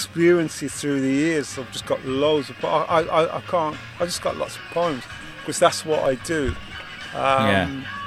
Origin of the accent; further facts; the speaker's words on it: Wolverhampton, West Midlands, United Kingdom; I'm from Wolverhampton